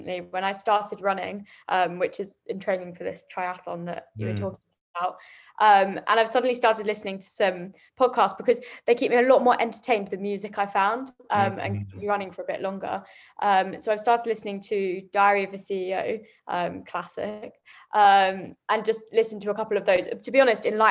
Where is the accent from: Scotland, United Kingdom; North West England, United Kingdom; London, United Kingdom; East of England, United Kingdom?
East of England, United Kingdom; Chelmsford; I come from Essex, they're like, oh, you don't sound like you come from Essex.